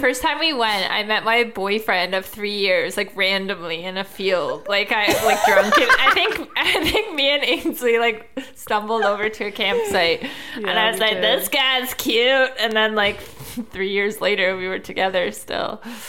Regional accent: Georgetown, Ontario, Canada; Like, we would go to Rockwood camping as a kid sometimes, and we're from Georgetown or whatever, and I thought that was much further away, and then it's

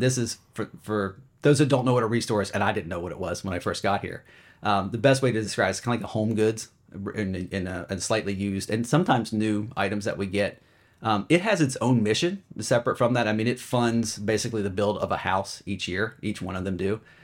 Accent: Charlotte, North Carolina, United States; moved away as an adult; also born or lived in Los Angeles / San Diego / Chicago; now in Philadelphia area, United States; I'm from Charlotte, and I grew up there

